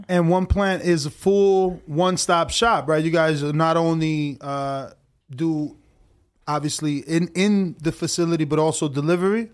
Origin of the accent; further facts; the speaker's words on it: New Jersey, United States; moved away; I'm from New Jersey